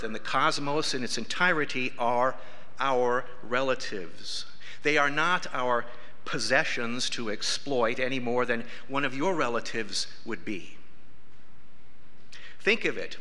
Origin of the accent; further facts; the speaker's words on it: South Dakota, United States; I was born and raised in South Dakota.